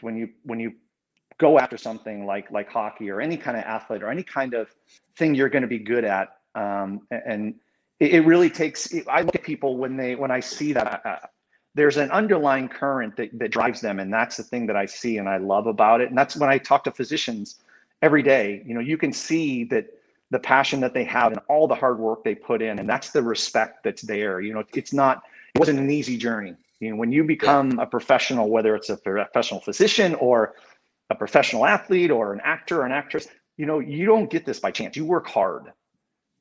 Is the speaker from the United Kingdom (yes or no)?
no; Iowa, United States; As a child, I grew up in Iowa